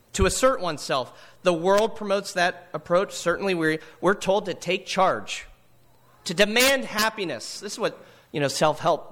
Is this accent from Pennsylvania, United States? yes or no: yes; Hollidaysburg, Pennsylvania, United States; what it was like to grow up in Hollidaysburg, Pennsylvania